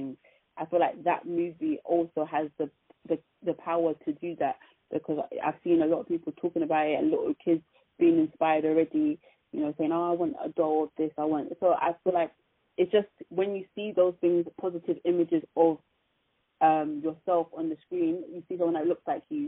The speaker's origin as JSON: {"language": "English", "country": "United Kingdom", "tie": "born or raised there", "said": "for us British, British-born people"}